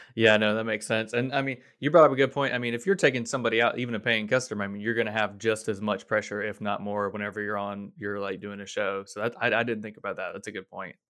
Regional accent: Florida, United States; a native Floridian

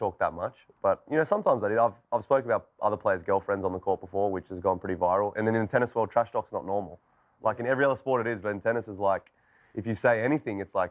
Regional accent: Australia; I grew up in Australia

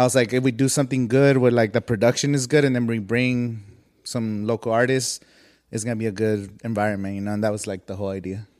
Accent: Coachella Valley, California, United States; I'm from the Coachella Valley

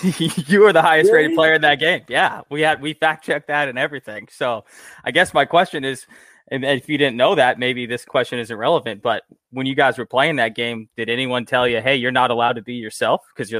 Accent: North Pole, Alaska, United States; We're both from North Pole, Alaska.

